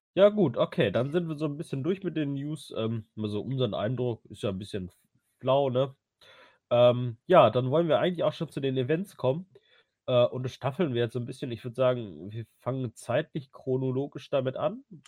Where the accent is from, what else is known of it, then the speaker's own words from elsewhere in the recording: Ruhr area, North Rhine-Westphalia, Germany; jetzt komme ich auch aus dem Ruhrgebiet